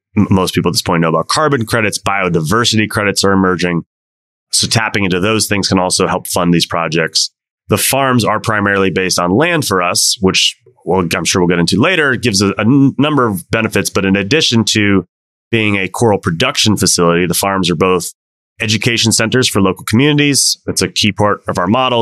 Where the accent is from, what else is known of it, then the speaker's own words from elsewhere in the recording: Washington, District of Columbia, United States; moved away as an adult; also born or lived in Mauritius; my hometown of DC